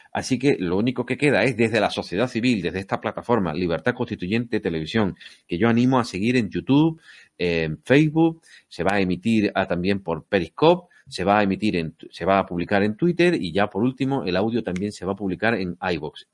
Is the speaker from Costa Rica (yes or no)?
no; Spain; nosotros somos españoles en Albacete y en eh, La Coruña y en, Murcia o en donde sea. Somos españoles